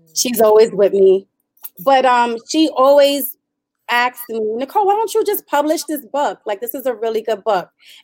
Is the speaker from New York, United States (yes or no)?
yes; New York City, New York, United States; moved away as an adult; also born or lived in Brownsville, Brooklyn; now in Upstate New York, United States; I'm from Brooklyn. I'm from East New York, Brooklyn. Also lived in Brownsville